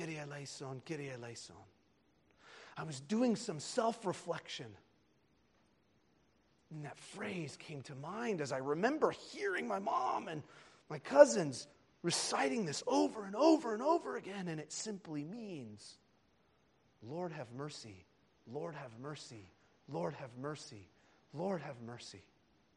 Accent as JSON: {"language": "English", "country": "United States", "tie": "born or raised there", "said": "I was attending Coptic services with her here in the United States, as a young boy"}